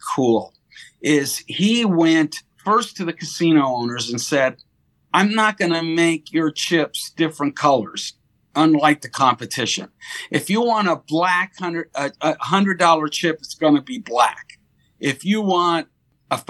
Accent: Las Vegas, Nevada, United States; also born or lived in Monterey Park, California; I grew up in Las Vegas

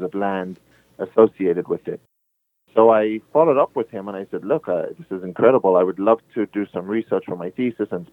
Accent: London, United Kingdom; moved away as an adult; also born or lived in Johannesburg, South Africa / Birmingham, United Kingdom; now in Las Vegas, United States; Moved to London with my family. I grew up in London

